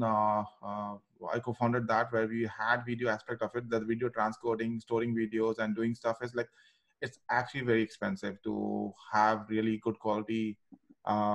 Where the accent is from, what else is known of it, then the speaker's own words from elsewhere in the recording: India; being an Indian